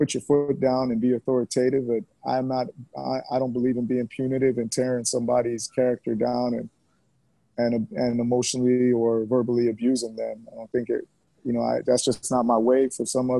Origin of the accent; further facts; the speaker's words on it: Miami, Florida, United States; also born or lived in Jamaica; A substantial part of my life was in Miami and South Florida area